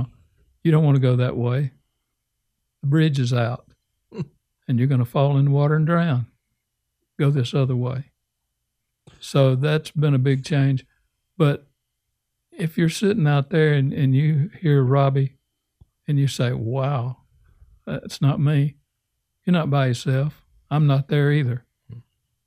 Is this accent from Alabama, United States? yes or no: yes; Alabama, United States; moved away as an adult; also born or lived in North Carolina; I grew up in Alabama. And you really don't push us Alabama rednecks